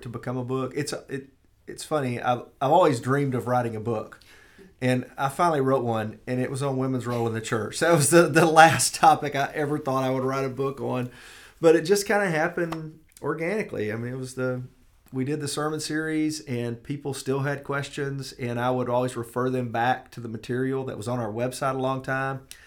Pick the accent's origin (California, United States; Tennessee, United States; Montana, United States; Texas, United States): Tennessee, United States; Hohenwald; I grew up in a little town of Hornwald, Tennessee